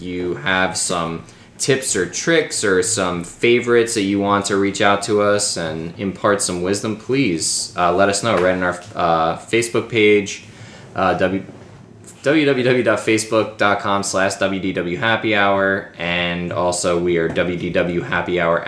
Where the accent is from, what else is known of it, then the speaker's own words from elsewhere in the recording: Suffolk County, Long Island, New York, United States; now in Pennsylvania, United States; my hometown of Suffolk County, Long Island